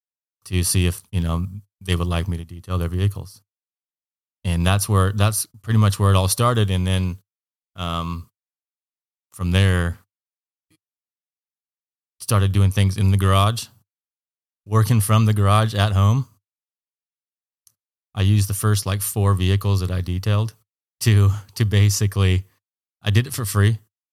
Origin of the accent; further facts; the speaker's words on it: Hood River, Oregon, United States; also born or lived in Eugene, Oregon; I grew up in Hood River, Oregon. Went to high school there. Graduated in 2000 and took off to Eugene, Oregon. Spent a couple of years at Lane Community College